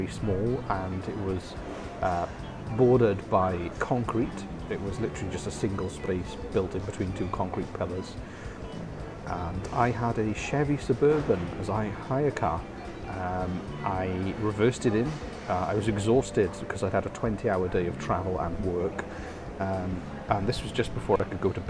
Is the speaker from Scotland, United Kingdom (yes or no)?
no; Wales, United Kingdom; I come from Wales.